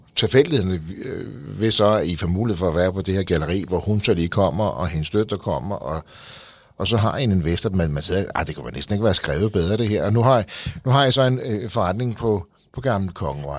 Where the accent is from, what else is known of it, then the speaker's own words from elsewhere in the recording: Frederiksberg, Capital Region of Denmark, Denmark; jeg er selv fra Frederiksberg